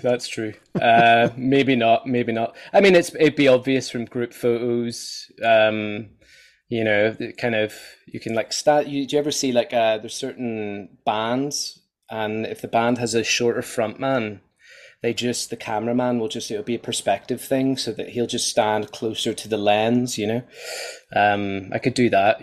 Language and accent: English; Ireland; I'm Irish